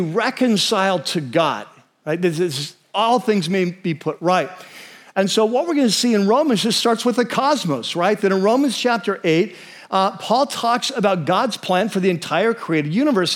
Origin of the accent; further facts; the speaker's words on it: United States; as American Christians